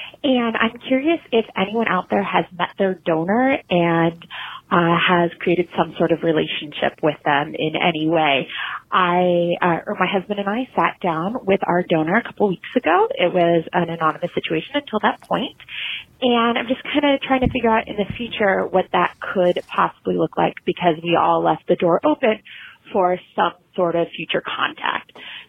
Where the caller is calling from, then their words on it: Portland, United States; I'm from Portland